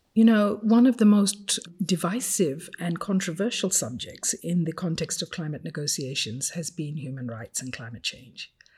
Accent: Fiji; English is a second language; moved away as an adult; now in Geneva, Switzerland; from the age of five, when I first learned to read, and English was not my first language, as you can imagine, my father used to take us to the Silver City Library every Saturday morning

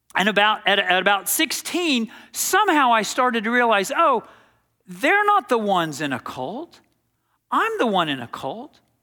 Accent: Dallas, Texas, United States; I grew up playing tennis in Dallas, Texas

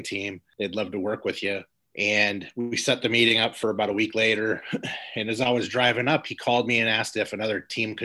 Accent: Los Angeles, California, United States; moved away as an adult; also born or lived in Chicagoland area; now in Chicago, United States; I grew up in South Central Los Angeles

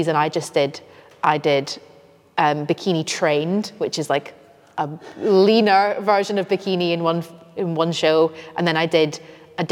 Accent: Scotland, United Kingdom; now in North East England, United Kingdom; I'm from Scotland. Yeah. Living in the northeast now

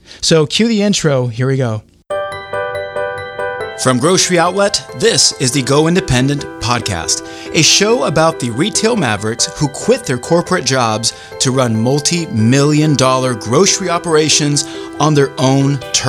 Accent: Brazil; now in United States; And I'm actually originally from Brazil.

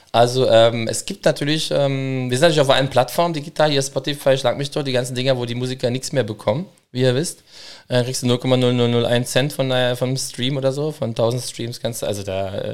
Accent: Berlin, Germany; Gerade als Berliner, bei Hugenotten, Französisch, ja, Pissoir, tralala, Cremant, wie wir hier sehen, es ist immer mit dabei.

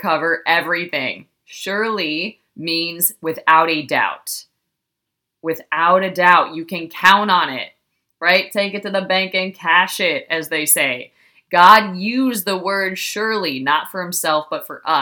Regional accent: Ohio, United States; I was raised in Ohio

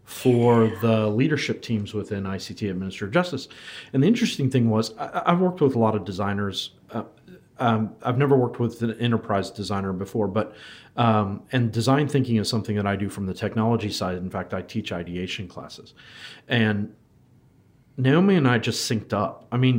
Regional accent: United States; moved away as an adult; now in Wellington, New Zealand; so you can tell by my terrible accent that I'm not originally from New Zealand, but I've been here in New Zealand in Wellington for the last 7 years. Came over from the United States

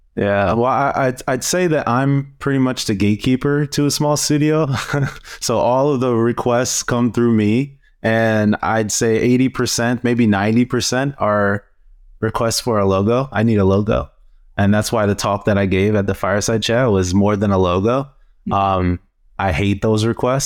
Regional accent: Cleveland, Ohio, United States; I am from Cleveland, Ohio.

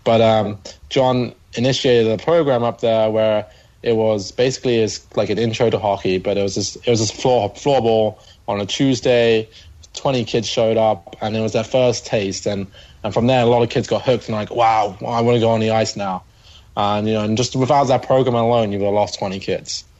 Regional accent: London, United Kingdom; So yeah, I'm from the UK. I'm from London, just outside.

